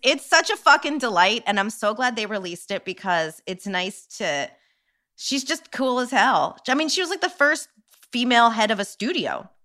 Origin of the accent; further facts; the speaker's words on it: New York, United States; as a New Yorker